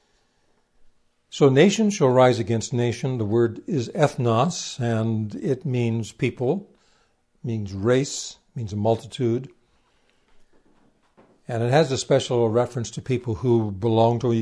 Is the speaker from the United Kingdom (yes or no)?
no; Canada; I'm a Canadian